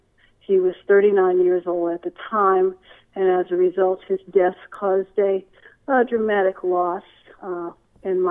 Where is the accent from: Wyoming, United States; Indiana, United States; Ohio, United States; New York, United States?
Ohio, United States; Cleveland; I also grew up in Cleveland, Ohio.